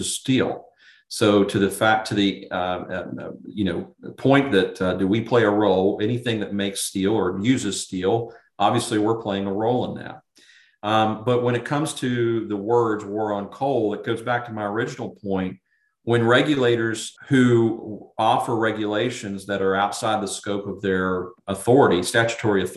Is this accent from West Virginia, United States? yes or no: yes; Charleston, West Virginia, United States; I grew up in and around Charleston, West Virginia